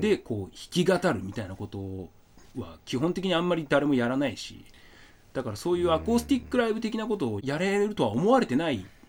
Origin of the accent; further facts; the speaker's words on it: Asahikawa, Hokkaido, Japan; born or raised there